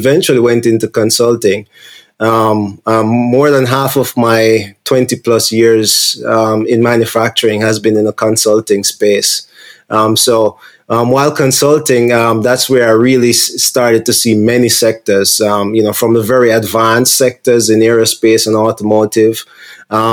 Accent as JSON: {"language": "English", "country": "Jamaica", "moved": "yes", "said": "I'm from Jamaica originally"}